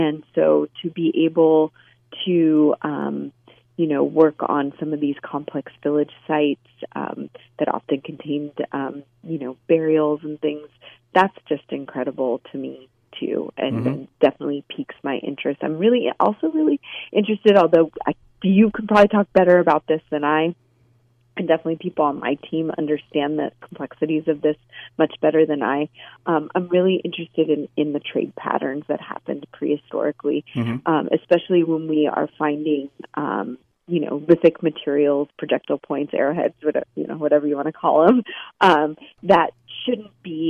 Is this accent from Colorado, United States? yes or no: no; California, United States; also born or lived in Virginia; trekked it back to California. I'm from California originally, and definitely wanted to stay and live and practice here.